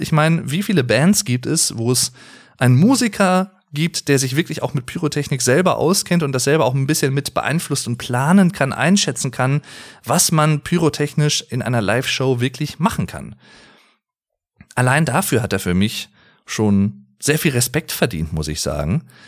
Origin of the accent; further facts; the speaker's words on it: Sauerland, North Rhine-Westphalia, Germany; Ich komme aus dem Sauerland, sehr, sehr schöne Gegend übrigens